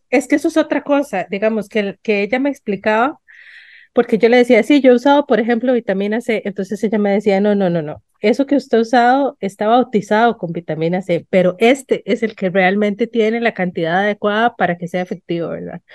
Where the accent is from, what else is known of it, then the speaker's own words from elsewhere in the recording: San Ramón, Alajuela, Costa Rica; yo crecí en San Ramón de Alajuela